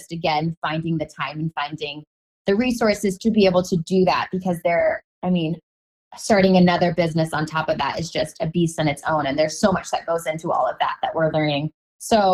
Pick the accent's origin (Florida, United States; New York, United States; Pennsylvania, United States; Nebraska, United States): Nebraska, United States; Omaha; moved away; I'm from Omaha